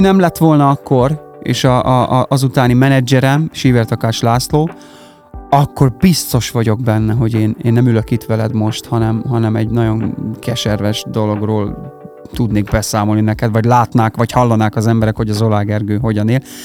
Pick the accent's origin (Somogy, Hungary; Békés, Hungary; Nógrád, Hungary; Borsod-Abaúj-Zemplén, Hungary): Nógrád, Hungary; Karancslapujtő; moved away as an adult; also born or lived in Budapest; now in Salgótarján, Hungary; Karancslapújtón nőttem fel, tehát mi mm-hmm. ott mhm. laktunk, ott nőttem fel